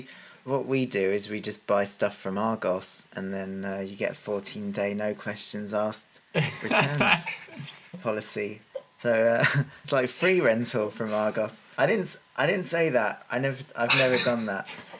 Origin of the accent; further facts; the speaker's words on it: England, United Kingdom; we're English.